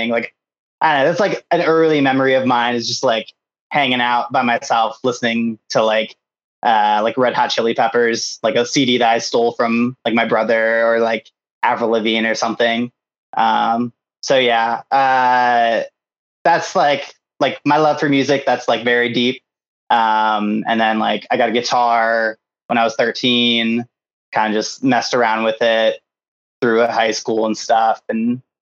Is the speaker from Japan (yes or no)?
yes; Japan; And then um, I grew up in Japan.